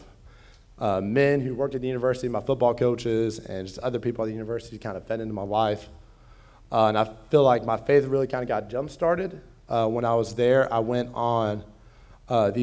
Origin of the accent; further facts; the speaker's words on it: LaGrange, United States; I was raised in a Christian home. I'm from LaGrange, so not too far from here